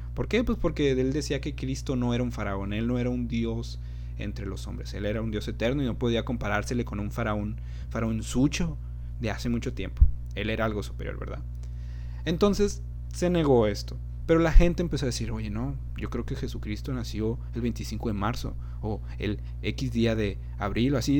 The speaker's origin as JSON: {"language": "Spanish", "country": "Mexico", "said": "aquí en México"}